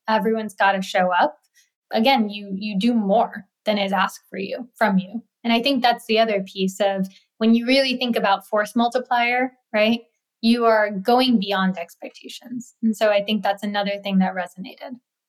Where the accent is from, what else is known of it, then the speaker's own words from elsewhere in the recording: India; when I learned about microfinance, I was like, wow, I'm from India. This is something that is happening even in my own country.